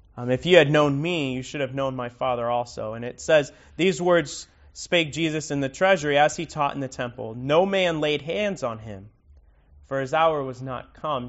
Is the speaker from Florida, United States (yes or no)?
yes; Miami, Florida, United States; now in Lake County, United States; I grew up in Miami